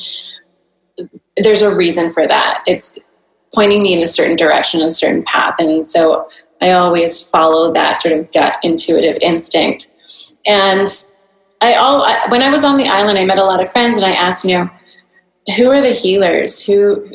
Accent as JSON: {"language": "English", "town": "North Vancouver", "region": "British Columbia", "country": "Canada", "tie": "born or raised there", "also_born_or_lived": "San Diego", "moved": "as an adult", "lives_now": "Singapore", "said": "I grew up in North Vancouver, Canada"}